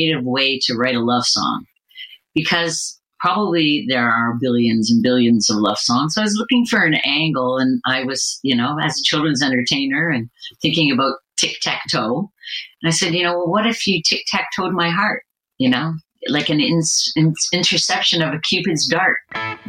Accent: Canada; I'm Canadian

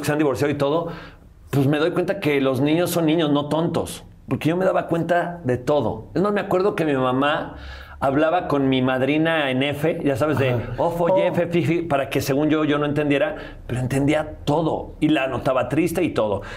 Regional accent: León, Guanajuato, Mexico; also born or lived in San Luis de la Paz, Guanajuato; yo soy de León, Guanajuato

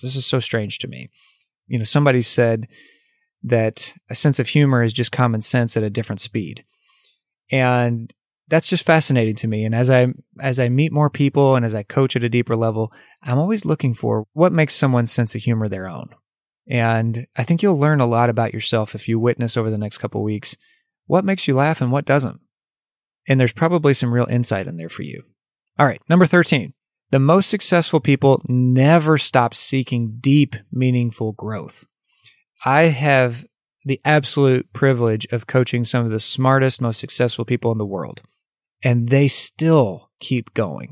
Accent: United States; as an American. We have so much freedom in our country

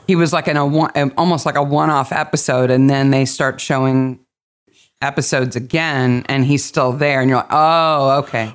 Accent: United States; I'm an American

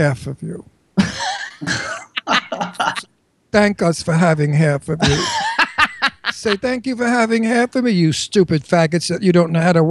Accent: New York City, New York, United States; moved away; also born or lived in Astoria, Queens / Garden City, Long Island / Setauket, Long Island / Oyster Bay Cove; I was from Brooklyn originally. Then I lived in Astoria, Queens. And then I moved out to Garden City and Setauket, Long Island.

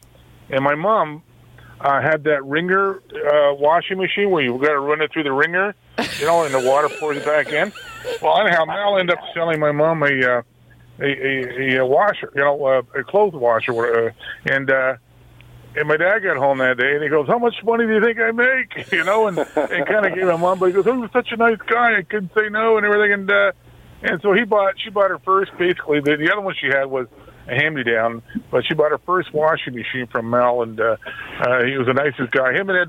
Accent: Toronto, Ontario, Canada; now in Pefferlaw, Canada; I grew up in Little Italy there between college and, I guess it's still called Dundas, Manning there.

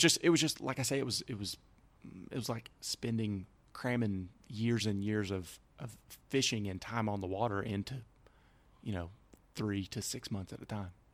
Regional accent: Alabama, United States; moved away as an adult; growing up in Alabama

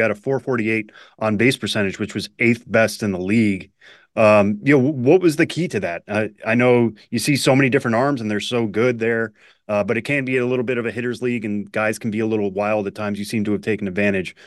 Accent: New England, United States; I grew up in New England

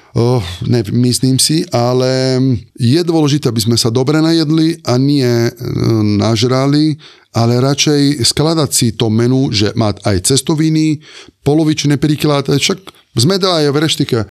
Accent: Sardinia, Italy; Slovak is a second language; moved away as an adult; also born or lived in Limone sul Garda, Italy / Ružomberok, Slovakia; now in Bratislava, Slovakia; ja pochádzam zo Sardiny

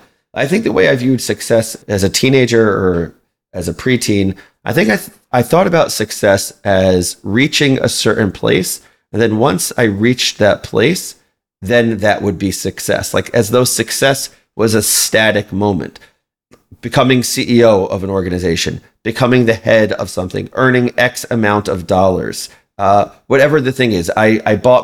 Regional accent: Baltimore, Maryland, United States; I grew up in Baltimore, Maryland

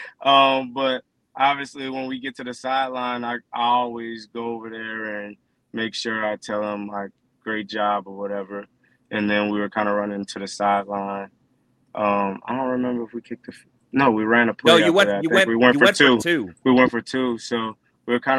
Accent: New Orleans area, Louisiana, United States; moved away; my hometown

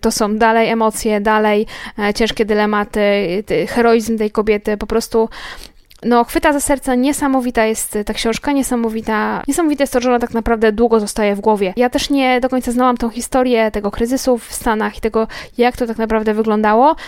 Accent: Łódź, Łódź Voivodeship, Poland; ja się urodziłam w Łodzi i mieszkam w Łodzi całe życie

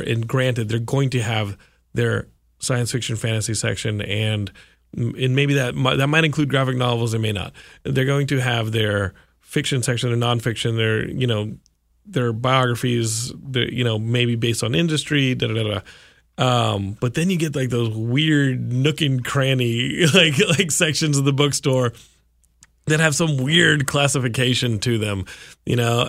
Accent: Austin, Texas, United States; I grew up in Austin

